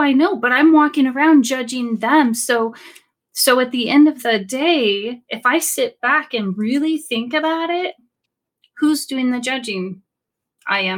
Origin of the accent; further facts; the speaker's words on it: Sacramento, California, United States; I'm from Sacramento, California